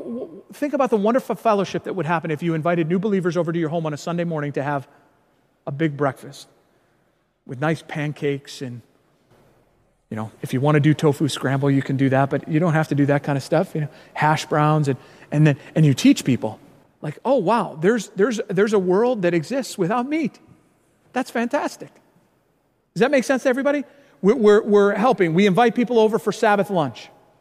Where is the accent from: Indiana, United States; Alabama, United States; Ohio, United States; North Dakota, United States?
Indiana, United States; born there; also born or lived in Chicago area; I've lived a lot of different places in my life. I was born in Indiana, lived a lot of my life in the Chicago area